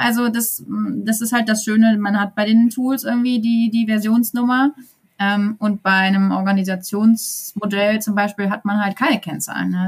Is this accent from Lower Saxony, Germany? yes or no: no; Sauerland, North Rhine-Westphalia, Germany; moved away as an adult; also born or lived in eastern Germany / Cologne; now in Gütersloh area, Germany; ich komme aus dem Sauerland ursprünglich